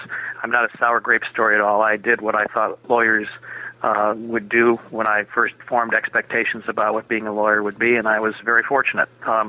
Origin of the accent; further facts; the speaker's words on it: Minneapolis, Minnesota, United States; I was born and raised in Minneapolis.